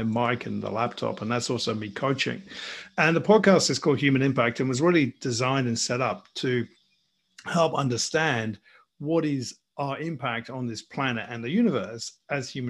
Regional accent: England, United Kingdom; moved away as an adult; now in Australia; So I'm English, as you can probably hear. I'm sitting here in Australia, where I've been for the best part of 20 years.

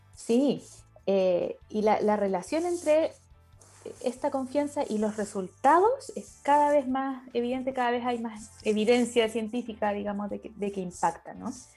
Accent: Chile; soy chilena, ahora estoy conectada desde el sur de Chile

